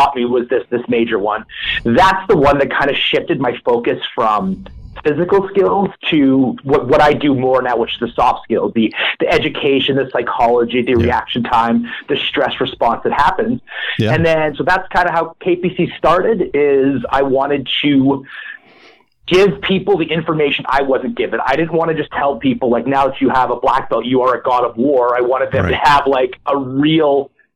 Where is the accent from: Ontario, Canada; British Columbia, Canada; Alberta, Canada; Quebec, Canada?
Alberta, Canada; Edmonton; I started in Taekwondo because Edmonton is the Taekwondo capital of Canada.